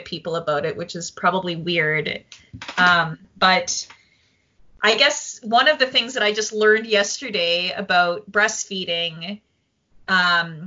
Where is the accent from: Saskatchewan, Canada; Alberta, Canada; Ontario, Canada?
Saskatchewan, Canada; Saskatoon; I'm from Saskatoon, Saskatchewan